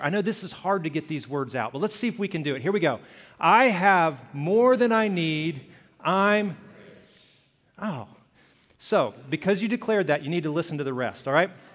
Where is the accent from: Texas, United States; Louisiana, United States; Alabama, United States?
Alabama, United States; Birmingham; I grew up in Alabama, Birmingham